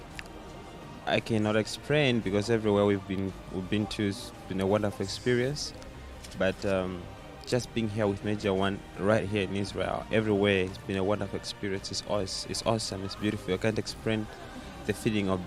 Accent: South Africa; I'm from South Africa.

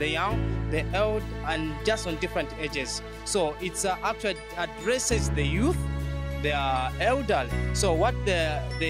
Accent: Katima Mulilo, Zambezi, Namibia; I'm from Namibia, the Jesus Nation Church from Katimamulilo branch

